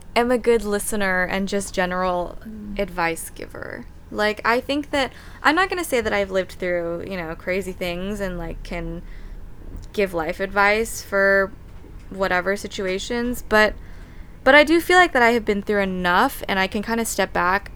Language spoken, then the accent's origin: English; Austin, Texas, United States; moved away as an adult; Austin is home. I mean, I was born and raised there, grew up there